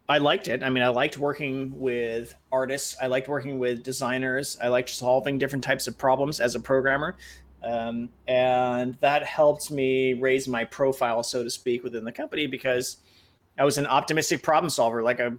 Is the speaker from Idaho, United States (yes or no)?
no; San Francisco Bay Area, California, United States; moved away as an adult; also born or lived in Japan; I had been living in the San Francisco Bay Area. Since I was, cognizant, when I was a baby, I lived in different places. But since I was a child and actually knew where I was, so it felt like my hometown.